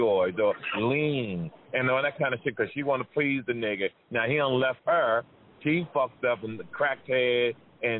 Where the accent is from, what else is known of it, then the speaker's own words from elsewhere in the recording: Jersey City, New Jersey, United States; I grew up in that area. I'm from Jersey City.